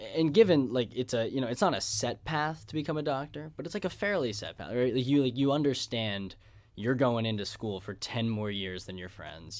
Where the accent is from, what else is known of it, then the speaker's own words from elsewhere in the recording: Pittsburgh, Pennsylvania, United States; I was from, I'm from Squirrel Hill.